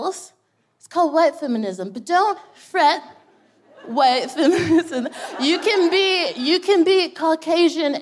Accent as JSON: {"language": "English", "region": "Texas", "country": "United States", "moved": "as an adult", "lives_now": "United Kingdom", "said": "I'm from Texas"}